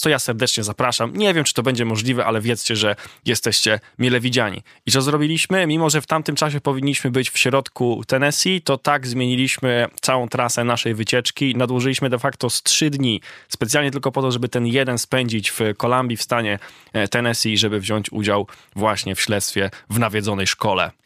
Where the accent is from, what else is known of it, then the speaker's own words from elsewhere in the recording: Poland; mówimy, że jesteśmy z Polski